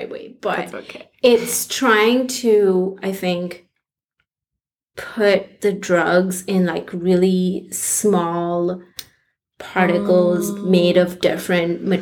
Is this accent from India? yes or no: yes; India; moved away as an adult; also born or lived in Minnesota; I grew up in India, and in high school, I really wanted to go to med school